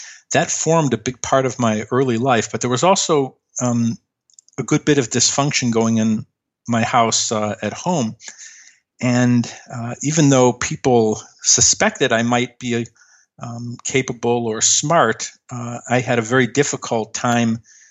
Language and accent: English; Chicago, Illinois, United States; I grew up in Chicago